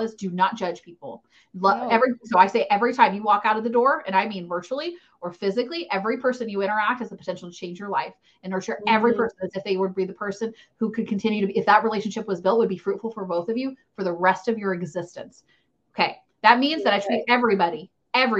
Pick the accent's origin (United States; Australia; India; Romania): United States; I'm an American